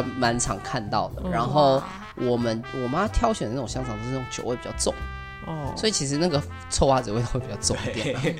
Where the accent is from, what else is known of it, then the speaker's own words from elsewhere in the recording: Taipei, Taiwan; 对我其实我是台北人，但我不知道其他人会不会有这个。